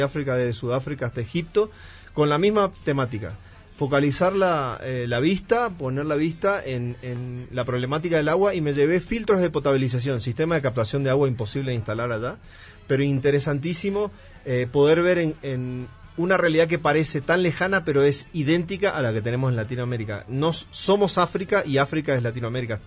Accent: northern Argentina, Argentina; moved away as an adult; now in Mexico; yo soy, bueno, argentino, soy del norte de Argentina, pero ya llevo eh, casi ocho años en México

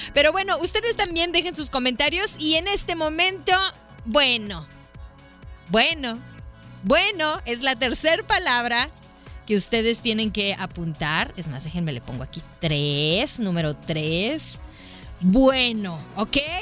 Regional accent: Mexico

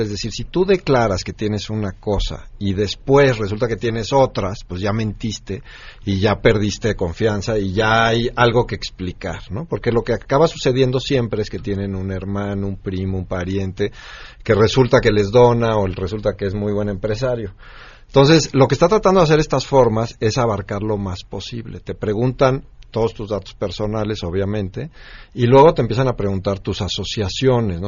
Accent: Mexico; nosotros como mexicanos

